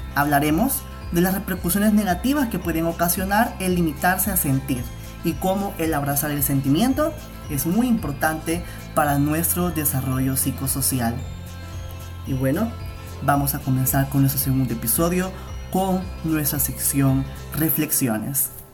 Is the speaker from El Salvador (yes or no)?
yes; El Salvador; Somos cálidos como salvadoreños y salvadoreñas